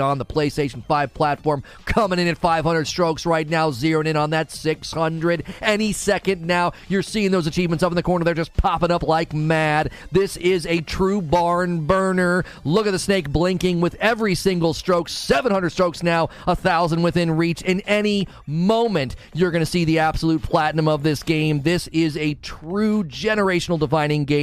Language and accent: English; Canton, Ohio, United States; I'm originally from Canton, Ohio